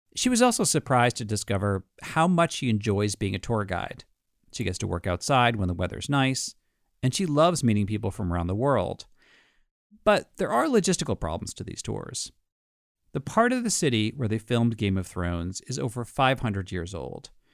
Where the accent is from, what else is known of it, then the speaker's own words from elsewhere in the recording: New York City, New York, United States; as a New Yorker